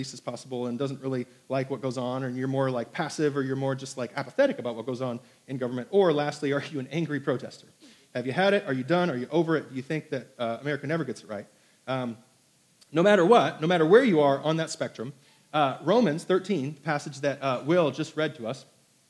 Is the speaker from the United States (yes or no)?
no; Hong Kong; born there; because I was born in Hong Kong to an American mother